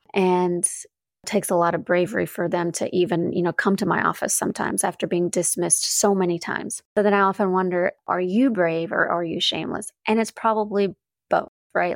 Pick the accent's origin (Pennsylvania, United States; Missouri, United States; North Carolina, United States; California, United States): North Carolina, United States; now in Chicago, United States; I grew up in the South, in North Carolina.